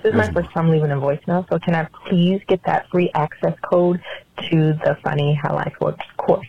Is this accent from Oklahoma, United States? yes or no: yes; Oklahoma, United States; I'm from Oklahoma.